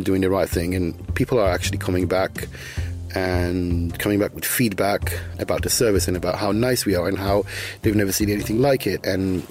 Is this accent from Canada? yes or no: no; Israel; Obviously, I'm coming from Israel, so the inspiration and the influence is partially Middle Eastern, whatever that means.